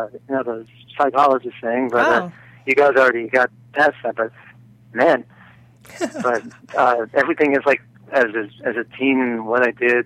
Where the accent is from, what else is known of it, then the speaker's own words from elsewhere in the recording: Highland, California, United States; I'm from Highland.